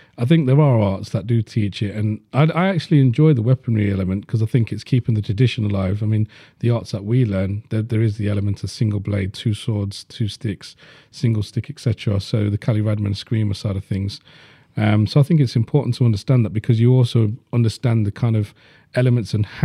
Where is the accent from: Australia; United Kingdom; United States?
United Kingdom; Leeds, Yorkshire and the Humber; I grew up in Burma at Leeds